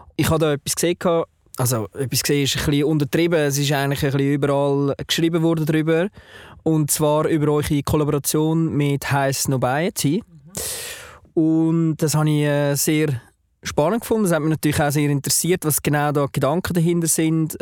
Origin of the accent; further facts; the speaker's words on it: Switzerland; ich als ja, ähm, Deutschschweizer